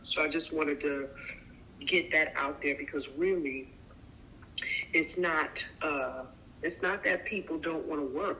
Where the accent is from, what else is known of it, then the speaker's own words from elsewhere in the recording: New York, United States; moved away; also born or lived in California; I come from New York